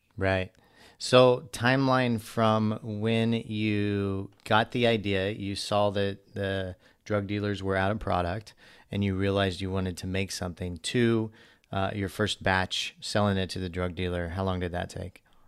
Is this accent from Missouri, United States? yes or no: yes; Missouri, United States; I grew up in Missouri